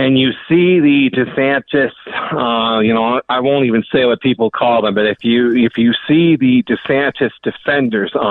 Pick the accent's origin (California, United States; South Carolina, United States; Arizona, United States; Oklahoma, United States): California, United States; also born or lived in Northeast US; now in Northeast, United States; growing up in California